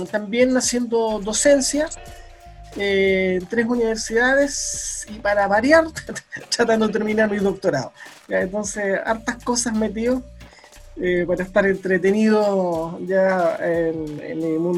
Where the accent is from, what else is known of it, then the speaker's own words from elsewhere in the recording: La Serena, Coquimbo, Chile; also born or lived in Costa Rica; bueno, soy de La Serena.